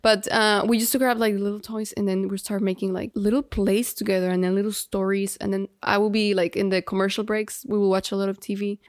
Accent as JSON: {"language": "English", "town": "Guadalajara", "region": "Jalisco", "country": "Mexico", "tie": "born or raised there", "second_language": "English", "moved": "yes", "lives_now": "Miami, United States", "said": "we grew up in Mexico. We're, like, third generation Mexican"}